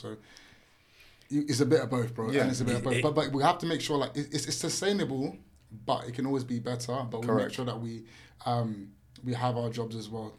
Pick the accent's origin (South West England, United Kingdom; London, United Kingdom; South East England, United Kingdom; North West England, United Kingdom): London, United Kingdom; we grew up in East London.